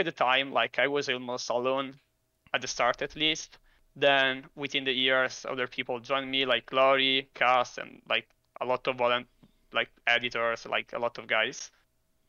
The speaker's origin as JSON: {"language": "English", "country": "Italy", "said": "I'm from Italy."}